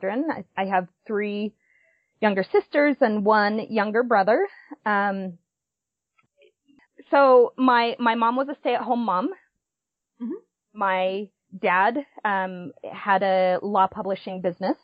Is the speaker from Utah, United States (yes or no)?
yes; Provo, Utah, United States; I was born in Provo, Utah, and have spent most of my life in Utah County.